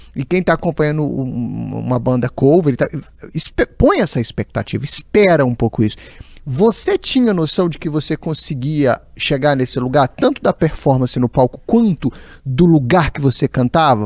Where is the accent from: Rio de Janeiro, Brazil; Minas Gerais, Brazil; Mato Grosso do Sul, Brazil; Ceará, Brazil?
Minas Gerais, Brazil; São José do Jacuri; moved away; Eu costumo dizer que eu sou lá de São José do Jacuri